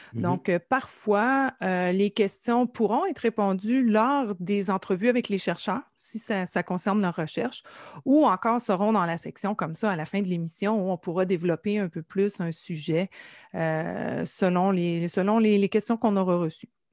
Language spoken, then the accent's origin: French; Nouvelle, Quebec, Canada; je suis originaire de la Gaspésie, plus précisément du euh, village de Nouvelle, qui se situe dans la baie des Chaleurs